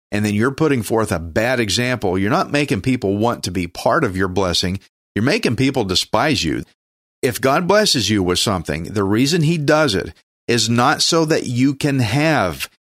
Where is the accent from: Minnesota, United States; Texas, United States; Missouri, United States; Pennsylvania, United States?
Texas, United States; accent: redneck; I'm a Texan, and that means I speak redneck